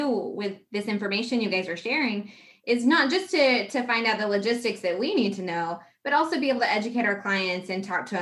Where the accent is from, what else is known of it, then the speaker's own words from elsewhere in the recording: Houston, Texas, United States; I grew up in Houston